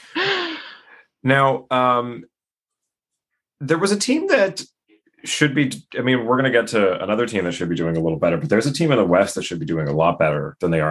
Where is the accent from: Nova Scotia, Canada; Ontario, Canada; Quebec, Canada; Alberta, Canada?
Ontario, Canada; Toronto; moved away; I'm originally from the Toronto area